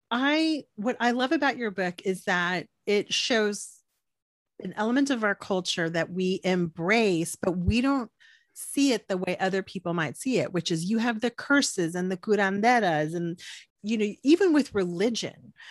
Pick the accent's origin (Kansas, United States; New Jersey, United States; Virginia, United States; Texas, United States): Texas, United States; Corpus Christi; I'm from Corpus